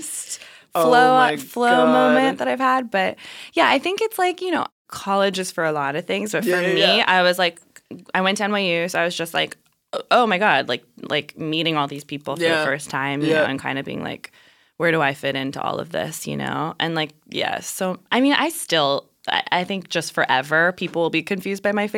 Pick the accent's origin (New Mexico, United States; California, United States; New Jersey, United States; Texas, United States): New Mexico, United States; growing up in New Mexico